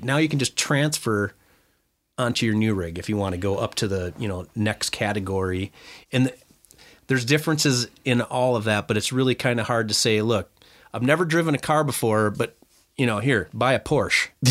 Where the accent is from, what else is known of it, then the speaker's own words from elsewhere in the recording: Lindstrom, Minnesota, United States; that's even where I grew up in Lindstrom and Chisago area